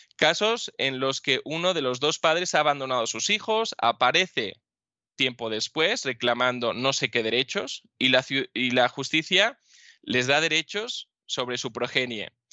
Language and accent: Spanish; Spain